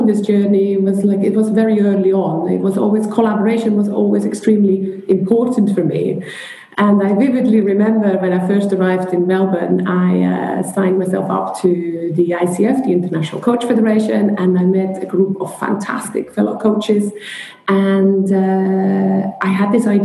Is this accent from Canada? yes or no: no; Switzerland; moved away as an adult; also born or lived in London; I'm originally from Switzerland